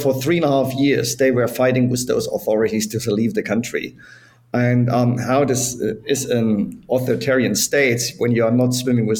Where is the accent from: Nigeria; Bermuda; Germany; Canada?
Germany; East Germany; moved away; I was born in East Germany. So as everyone knows, Germany was separated for 40 years. So I grew up in the communist part.